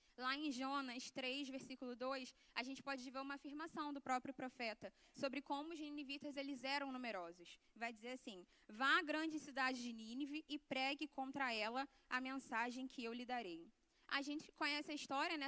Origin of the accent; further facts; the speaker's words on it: Jardim Catarina, Rio de Janeiro, Brazil; na minha igreja, na minha casa, onde eu cresci, onde eu fui criada